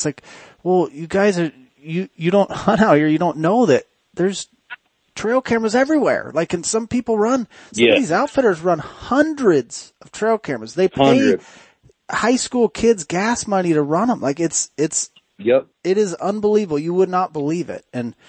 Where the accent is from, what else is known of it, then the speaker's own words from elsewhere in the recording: Oregon, United States; I grew up in Oregon. I mean, I took my first steps in the desolation unit in 1980.